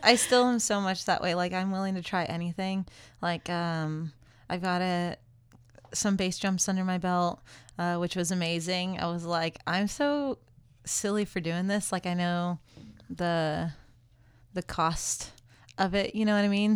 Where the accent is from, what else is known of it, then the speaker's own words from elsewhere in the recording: California, United States; I grew up in California